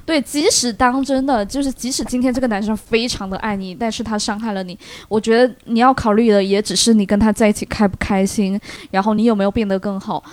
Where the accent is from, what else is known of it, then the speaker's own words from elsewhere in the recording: Shandong, China; 我们山东人